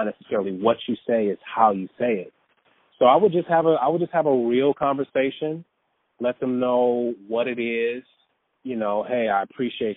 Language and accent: English; Detroit, Michigan, United States; moved away as an adult; also born or lived in San Diego, California / North Carolina / New York / Los Angeles; even though I'm from Detroit, I was actually born in San Diego.